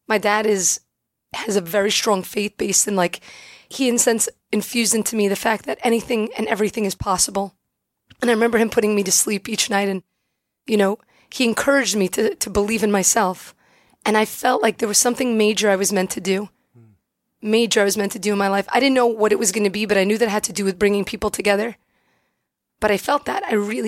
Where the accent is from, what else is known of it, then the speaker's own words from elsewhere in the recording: Brooklyn, New York, United States; I'm from Brooklyn, born and bred.